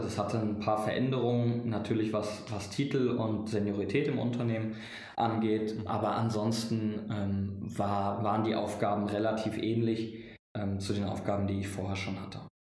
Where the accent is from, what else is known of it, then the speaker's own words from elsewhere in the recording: Frankfurt, Hesse, Germany; moved away as an adult; also born or lived in Mannheim; ich komme gebürtig aus Frankfurt